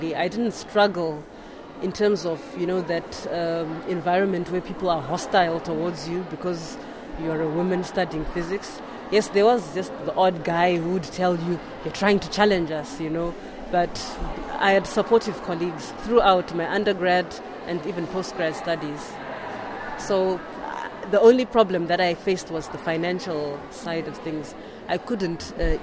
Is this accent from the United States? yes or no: no; Zimbabwe; I'm from Zimbabwe